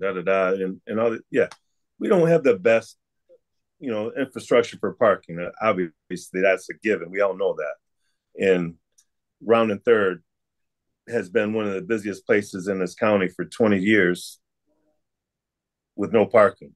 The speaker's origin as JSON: {"language": "English", "town": "Elmira", "region": "New York", "country": "United States", "tie": "born or raised there", "said": "I grew up on the East Side or whatever, the bad section in Elmira"}